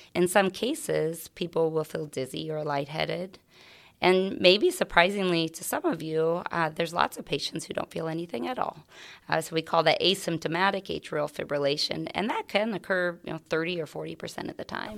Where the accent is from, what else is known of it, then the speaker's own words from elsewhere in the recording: Carroll County, Iowa, United States; moved away as an adult; also born or lived in Phoenix, Arizona; I grew up in a, um, A small farm right outside of Willie, Iowa